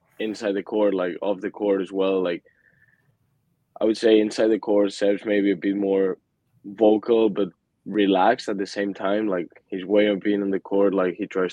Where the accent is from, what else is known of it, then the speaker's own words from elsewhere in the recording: Mallorca, Balearic Islands, Spain; moved away as an adult; now in Fort Worth, United States; I'm from Mallorca, so that's literally at home for me